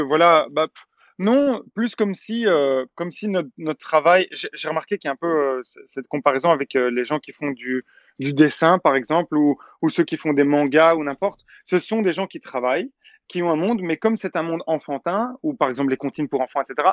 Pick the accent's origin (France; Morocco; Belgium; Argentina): Belgium; je suis belge